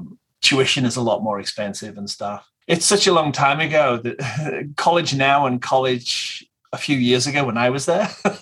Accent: England, United Kingdom; moved away as an adult; now in United States; me and my English friends, we're all from England. We all came over pretty much the same time.

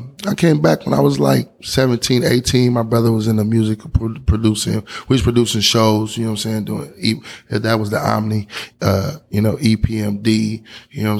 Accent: Oakland, California, United States; born or raised there; also born or lived in Omaha, Nebraska

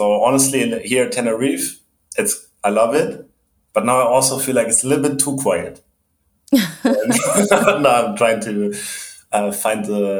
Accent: Germany; I'm originally from Germany.

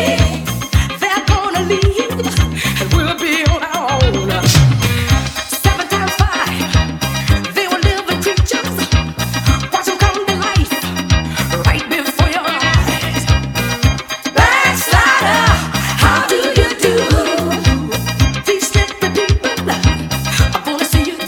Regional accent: Leyton, London, United Kingdom; I grew up in Leighton

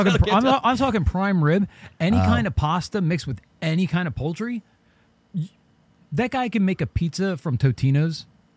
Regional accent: New Jersey, United States; we're from Jersey.

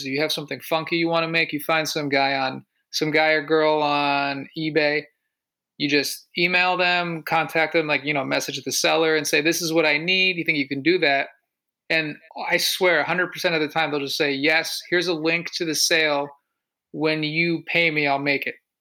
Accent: Connecticut, United States; I'm from Connecticut

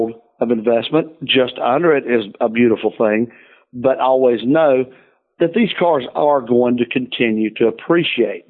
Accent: the South, United States; I'm from the South, Southern Baptist

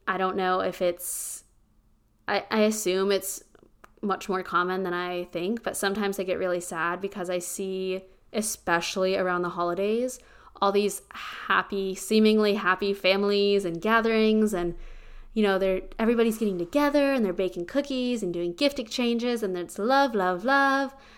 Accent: small town Pennsylvania, United States; now in Austin, United States; I am from small town Pennsylvania

